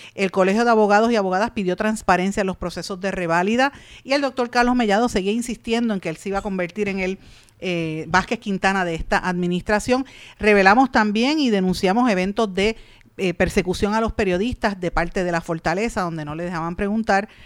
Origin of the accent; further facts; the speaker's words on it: Puerto Rico; nos impactan a todos como puertorriqueños